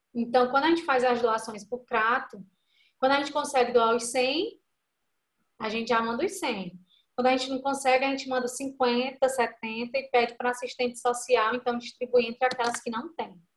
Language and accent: Portuguese; Iguatu, Ceará, Brazil; a gente é do Iguatu, interior do Ceará